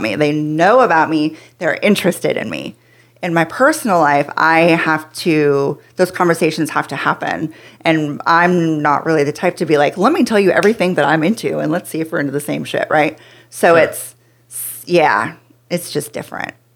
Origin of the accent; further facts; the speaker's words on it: Pacific Northwest, United States; moved away as an adult; now in Texas, United States; I grew up in the Pacific Northwest